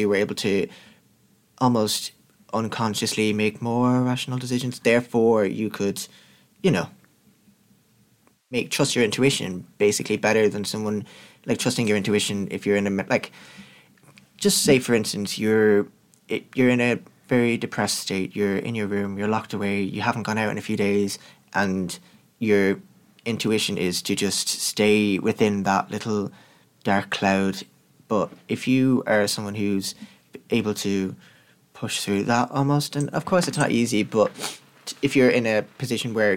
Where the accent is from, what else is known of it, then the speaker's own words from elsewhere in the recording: Dublin, Leinster, Ireland; I'd lived 19 years. Was it 19 years? It was 19 years in the one small town in Dublin.